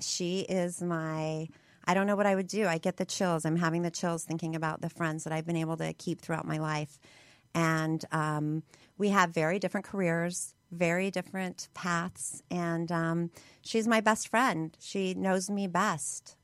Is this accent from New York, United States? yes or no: no; Hammond, Indiana, United States; now in Utah, United States; I was born outside of Chicago